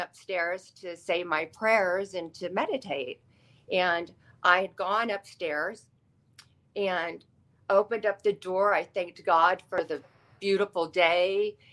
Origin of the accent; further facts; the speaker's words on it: Austin, Texas, United States; moved away; also born or lived in Los Angeles, California; I grew up in Austin, Texas, which is full of the arts